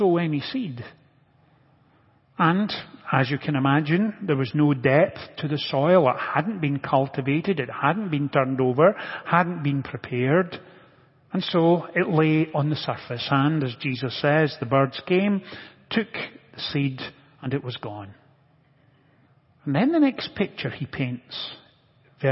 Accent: Scotland, United Kingdom; moved away; growing up in Scotland, I was reasonably familiar with agricultural practices

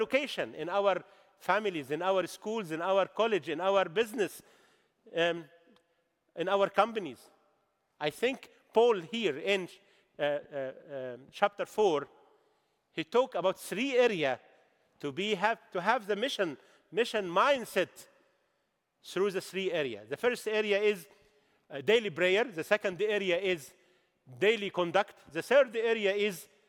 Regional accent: Egypt; English is a second language; I bring your greeting from the Egyptian church

